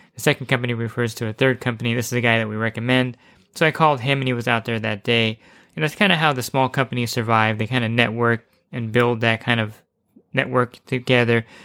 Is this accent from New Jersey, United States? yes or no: yes; New Jersey, United States; now in California, United States; originally from New Jersey, but I'm in, I've been in California for many, many years